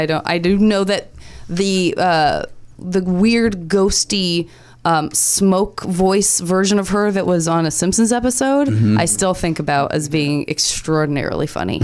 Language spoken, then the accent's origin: English; Tucson, Arizona, United States; I am from Tucson, Arizona myself, and I enjoy New Mexico very much.